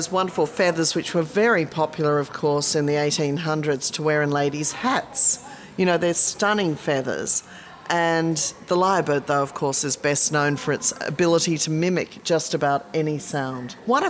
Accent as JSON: {"language": "English", "town": "Sydney", "region": "New South Wales", "country": "Australia", "tie": "born or raised there", "said": "growing up in Sydney"}